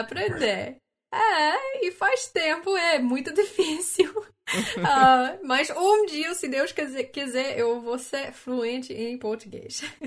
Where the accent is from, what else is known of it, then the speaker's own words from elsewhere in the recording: Canada; Portuguese is a second language; eu sou do Canadá